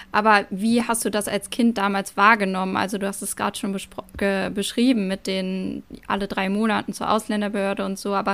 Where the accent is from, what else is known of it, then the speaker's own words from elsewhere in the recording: Germany; Wir sind beide in Deutschland geboren, unsere Eltern kommen aus Deutschland